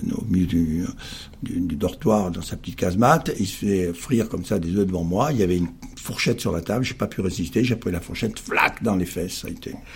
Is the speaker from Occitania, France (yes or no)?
yes; Perpignan, Occitania, France; moved away; arrivé à Perpignan trois ans après, car je suis fils du Sud avant d'être fils de pub. Ma grande chance a été de vivre à 30 km de l'Espagne, au soleil, la mer.